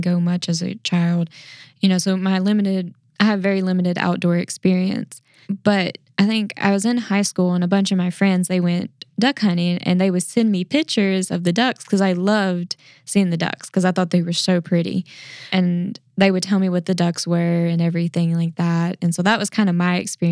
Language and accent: English; Middleton, Tennessee, United States; I'm from Middleton, Tennessee, which is about an hour and a half from Memphis, you know, little small town